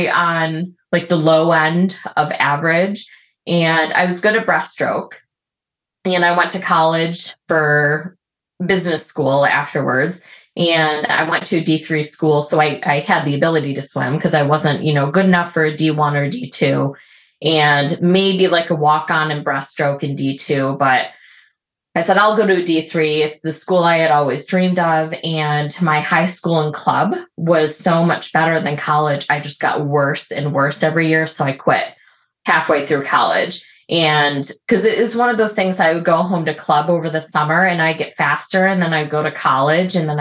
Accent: Michigan, United States; now in Seattle, United States; I grew up in Michigan and grew up, you know, in the lakes there

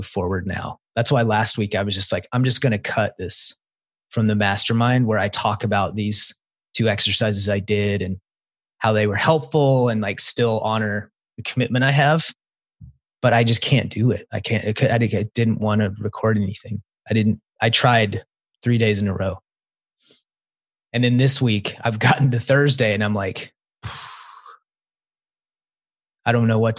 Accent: the South, United States; I grew up in the South

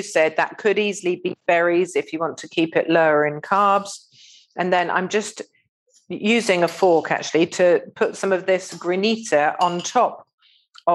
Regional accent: Eastbourne, South East England, United Kingdom; I grew up eating in Romeo's ice cream bar on just near Eastbourne Pier

